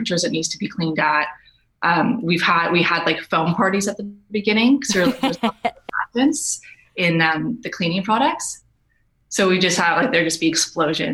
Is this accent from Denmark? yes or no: no; Canada; moved away as an adult; we're both Canadian. And in Canada, you really recycle